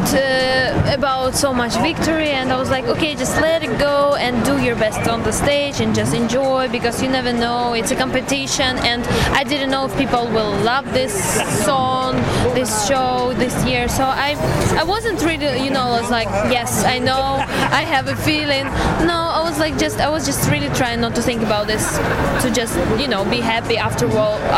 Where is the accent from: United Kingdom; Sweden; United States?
Sweden; Hi everyone. … I'm from Sweden